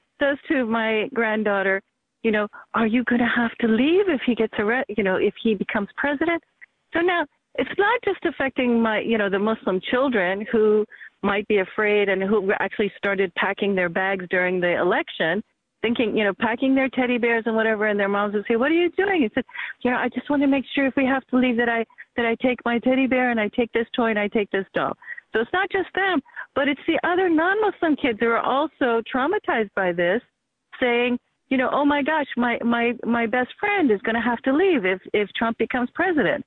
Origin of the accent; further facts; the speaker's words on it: United States; I grew up in America.